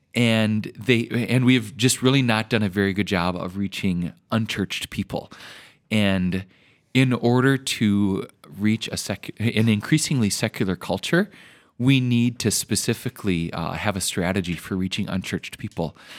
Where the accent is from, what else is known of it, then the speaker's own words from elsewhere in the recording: Minnesota, United States; moved away as an adult; also born or lived in Iowa; I grew up in Minnesota